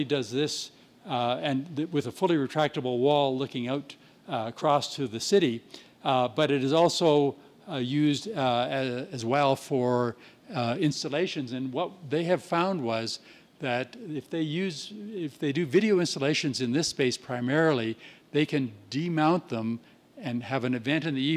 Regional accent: Winnipeg, Manitoba, Canada; my hometown of Winnipeg

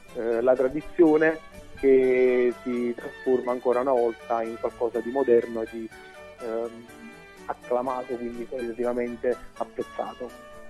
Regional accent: Campania, Italy; essendo campano

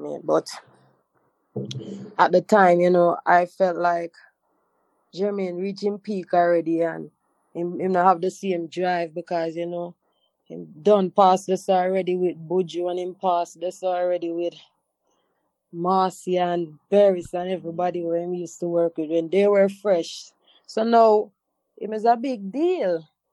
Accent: Montego Bay, Saint James, Jamaica; moved away as an adult; also born or lived in Kingston; I'm from Montego Bay.

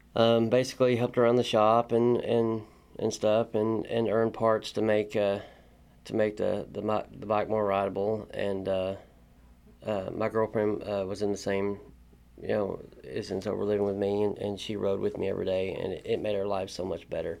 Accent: Corbin, Kentucky, United States; moved away as an adult; now in Lexington, United States; I'm from Corbin, Kentucky. Uh, I'm a painting body man slash mechanic. Um, I grew up, uh, grew up in Corbin

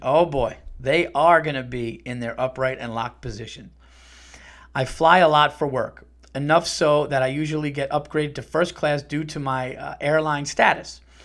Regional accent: Yonkers, New York, United States; I was born in Saint John's Riverside in Yonkers

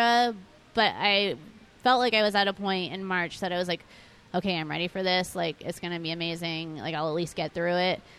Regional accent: New England, United States; we're from New England

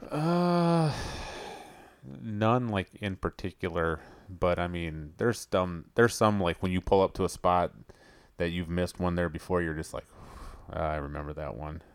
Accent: Ellsworth, United States; moved away; I went up to Ellsworth and my hometown

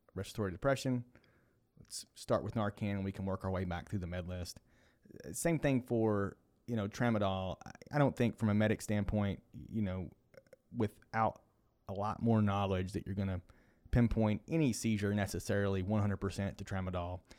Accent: Kentucky, United States; I am from Kentucky

